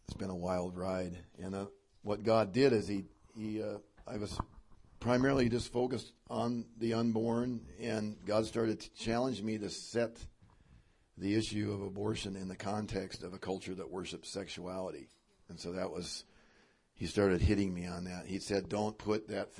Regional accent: Spokane, Washington, United States; my home state, Washington and Spokane

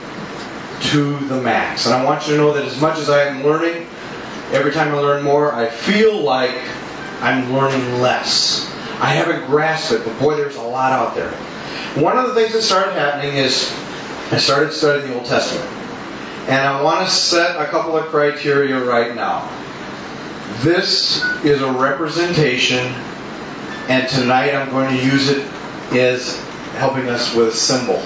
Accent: South St. Paul, Minnesota, United States; I grew up in South St. Paul, which is known for stockyards

